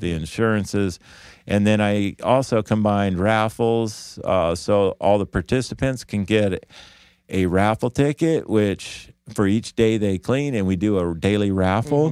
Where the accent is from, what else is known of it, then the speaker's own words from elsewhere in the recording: Davis, California, United States; I grew up in Davis